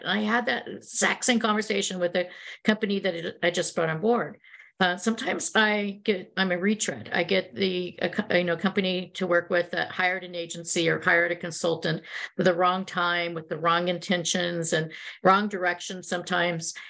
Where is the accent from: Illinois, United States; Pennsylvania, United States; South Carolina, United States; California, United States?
California, United States; Silicon Valley; also born or lived in New York / Chicago / London; I grew up in Silicon Valley before it was called Silicon Valley